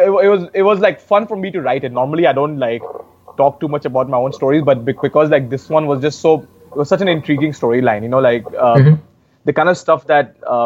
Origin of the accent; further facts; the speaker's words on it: Uttar Pradesh, India; She's from my home state of UP.